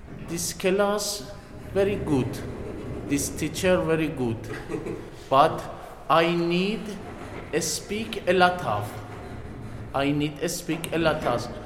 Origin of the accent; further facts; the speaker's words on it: Iran; English is a second language; moved away as an adult; now in Greece; I'm from Iran. I have been 3 years in Greece.